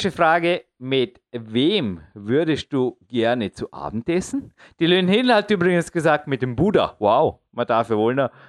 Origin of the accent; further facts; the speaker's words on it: Austria; der hat mich auch als Österreicher, ja, jetzt, ich sage nichts dazu